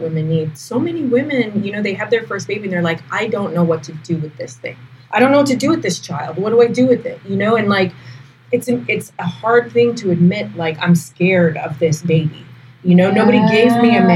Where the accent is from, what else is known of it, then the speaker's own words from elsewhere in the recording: Canada; I'm a Canadian